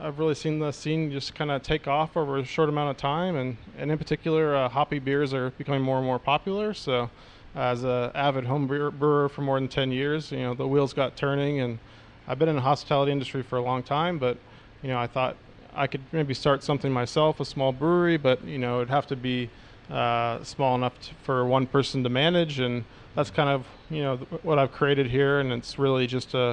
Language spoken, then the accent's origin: English; Seattle, Washington, United States; moved away as an adult; now in Melbourne, Australia; I grew up in Seattle, Washington, which is kind of the top north corner there